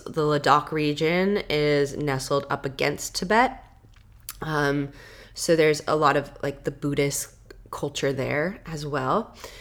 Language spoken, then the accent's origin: English; Washington, United States; I'm from Washington